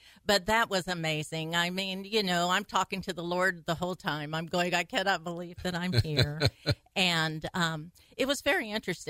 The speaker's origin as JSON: {"language": "English", "town": "Dell", "region": "Arkansas", "country": "United States", "tie": "born or raised there", "said": "50 miles out of Memphis, Tennessee, and on the border"}